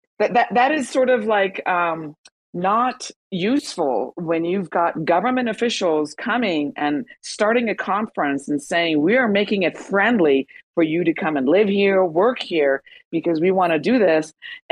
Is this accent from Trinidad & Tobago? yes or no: no; Iran; now in United States; Even if you're a U.S. citizen, I still get pulled out of line because it says I was born in Iran, and they don't like that.